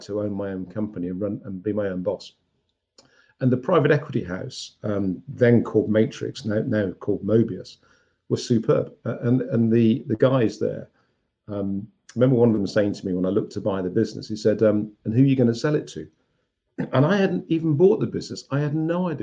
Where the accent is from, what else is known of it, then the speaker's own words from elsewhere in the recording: Birmingham, West Midlands, United Kingdom; I went back to my hometown of Birmingham